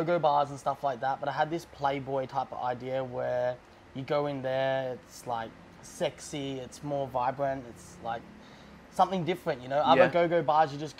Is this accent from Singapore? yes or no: no; Melbourne, Victoria, Australia; moved away as an adult; now in Pattaya, Thailand; I'm from Melbourne, Australia.